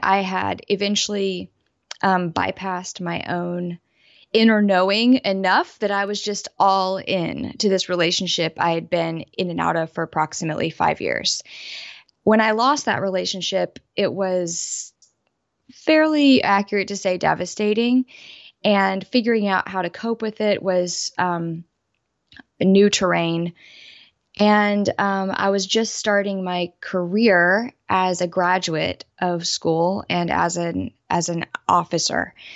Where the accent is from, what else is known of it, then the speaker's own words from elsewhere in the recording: Southeast United States, United States; I was raised in the Southeast United States